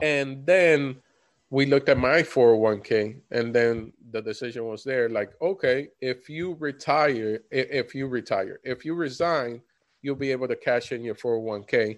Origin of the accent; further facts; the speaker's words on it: Florida, United States; we come from Florida, both of us.